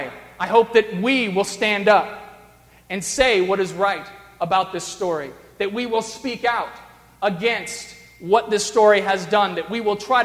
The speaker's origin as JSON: {"language": "English", "region": "the South", "country": "United States", "tie": "born or raised there", "moved": "yes", "lives_now": "Arlington Heights, United States", "said": "I grew up in the South"}